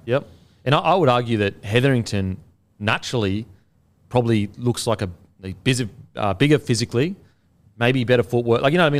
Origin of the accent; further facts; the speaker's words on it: Queensland, Australia; as a Queenslander